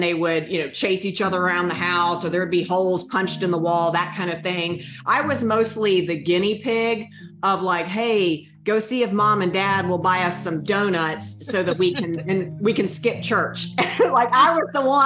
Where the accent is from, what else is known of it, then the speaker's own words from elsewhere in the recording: North Carolina, United States; accent: thick Southern; now in Winston-Salem, United States; I am from North Carolina. I've pretty much lived in the South my whole life, hence the thick accent.